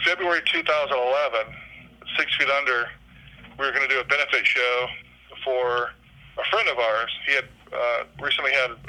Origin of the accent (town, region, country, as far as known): Brandon, Florida, United States; born or raised there; also born or lived in Palatka, Florida